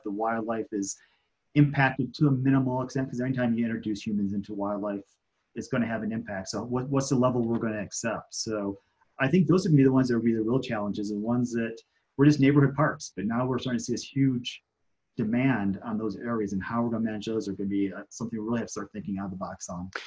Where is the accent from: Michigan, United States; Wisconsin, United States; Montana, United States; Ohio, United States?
Michigan, United States; moved away as an adult; now in Colorado, United States; was driving back from California um, to Michigan, where I'm from